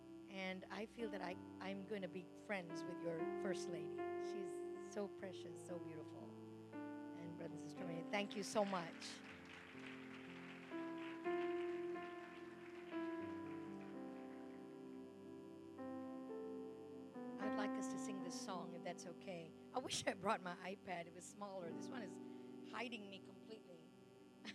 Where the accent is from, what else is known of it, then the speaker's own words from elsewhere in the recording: Louisiana, United States; I'm from Louisiana